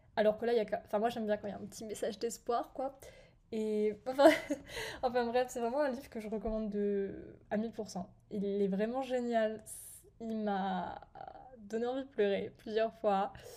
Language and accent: French; France; moved away as an adult; j'étais chez moi en France, dans ma maison, j'avais ma chambre